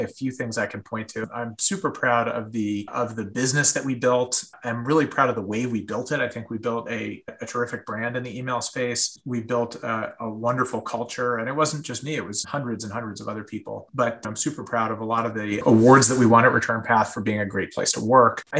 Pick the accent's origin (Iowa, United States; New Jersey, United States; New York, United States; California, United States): California, United States; San Diego; I grew up in Southern California and San Diego in particular